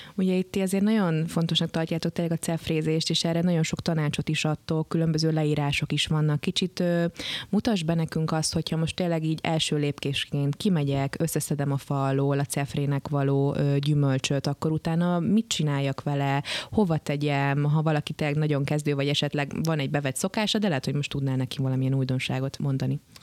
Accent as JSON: {"language": "Hungarian", "country": "Hungary", "said": "Azért jó magyarként szeretjük a pálinkát"}